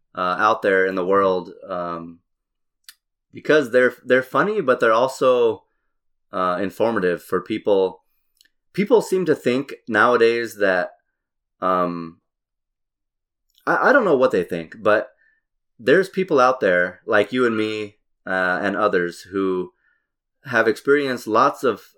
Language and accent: English; Albuquerque, New Mexico, United States; So you're from LA, perfect, you know. I'm from Albuquerque.